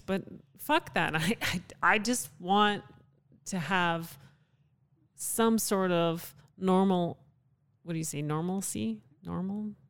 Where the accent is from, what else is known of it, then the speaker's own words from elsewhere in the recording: Canada; also born or lived in Calgary; now in United States; consider Canada home. I'm a Canadian citizen.